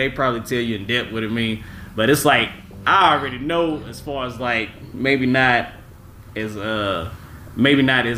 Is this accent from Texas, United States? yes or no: yes; Dallas, Texas, United States; I was raised here in Dallas